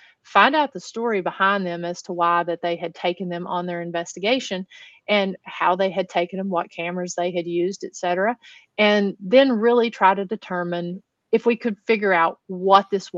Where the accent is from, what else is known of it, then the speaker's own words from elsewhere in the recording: Huntsville, Tennessee, United States; I grew up here in the Appalachian Mountains of East Tennessee